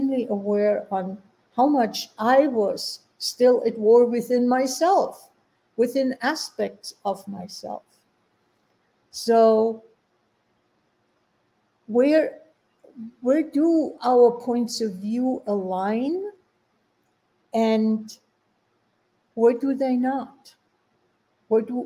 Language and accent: English; Germany; now in United States; I grew up in Germany